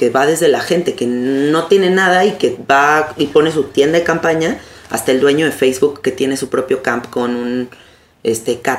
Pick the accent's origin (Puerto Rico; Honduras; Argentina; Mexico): Mexico; el asunto es que es complicado ir siendo mexicano.